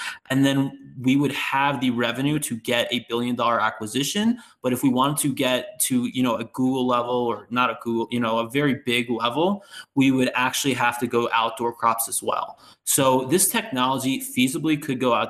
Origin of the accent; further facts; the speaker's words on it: East Coast, United States; moved away; I'm from the East Coast